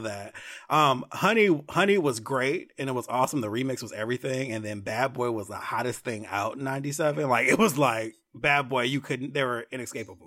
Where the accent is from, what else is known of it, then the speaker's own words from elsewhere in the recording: California, United States; now in Atlanta, United States; I'm from California